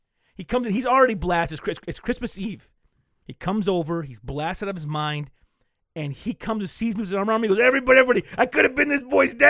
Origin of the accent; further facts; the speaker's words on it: Flint, Michigan, United States; we grew up in Flint our whole lives.